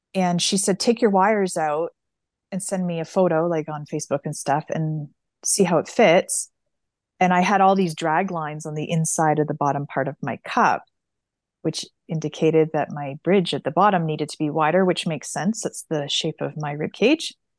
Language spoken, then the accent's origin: English; Canada; we're Canadian